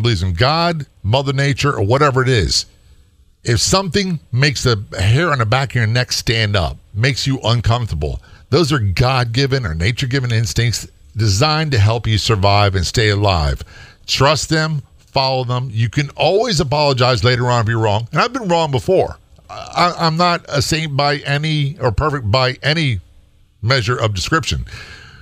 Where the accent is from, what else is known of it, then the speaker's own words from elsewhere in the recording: United States; moved away; also born or lived in Maryland; I'm from Virginia and Maryland originally